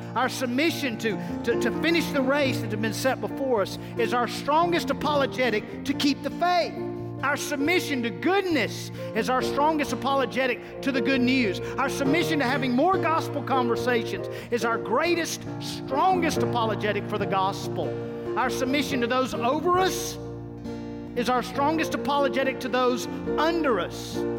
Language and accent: English; United States